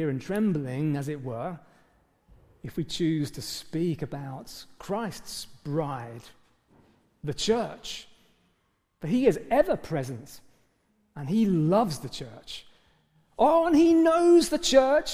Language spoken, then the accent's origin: English; England, United Kingdom; we're British, for goodness sake, for starters, most of us in the room